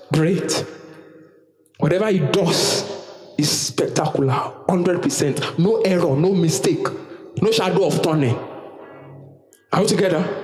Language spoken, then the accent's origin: English; Nigeria; I'm a Nigerian citizen by default